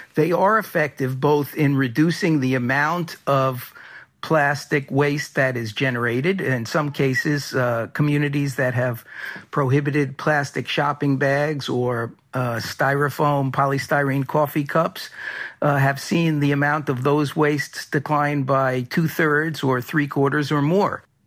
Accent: New York City, New York, United States; When I was a kid growing up in New York City

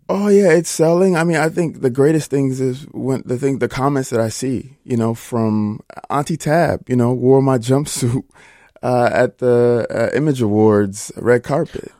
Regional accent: Minnesota, United States; I am a Minnesota boy

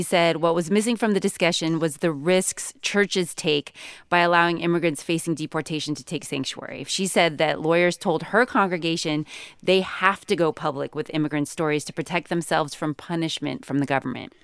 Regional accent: Northern California, United States; I grew up in Northern California

